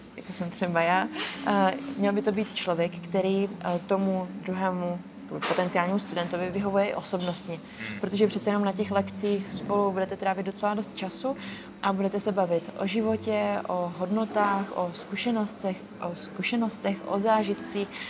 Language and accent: Czech; East Bohemia, Czechia; moved away as an adult; now in Prague, Czech Republic; přestěhovala do Prahy, jsem původně z východních Čech